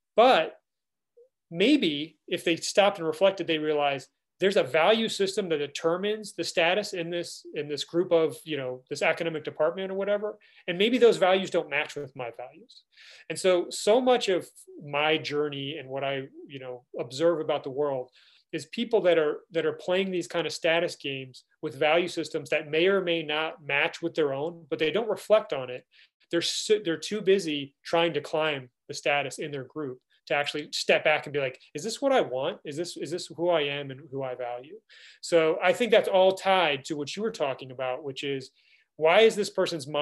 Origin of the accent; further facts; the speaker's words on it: DC, District of Columbia, United States; I grew up outside Washington, DC.